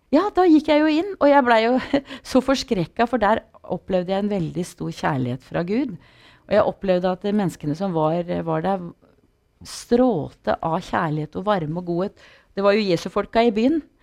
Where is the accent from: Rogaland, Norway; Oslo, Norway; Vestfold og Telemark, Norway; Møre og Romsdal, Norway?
Vestfold og Telemark, Norway; Porsgrunn; jeg vokste opp på bedehuset i Porsgrunn i kristen sammenheng